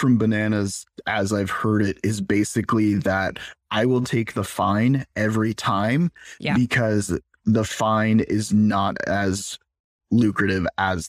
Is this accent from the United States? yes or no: no; Canada; I'm Canadian.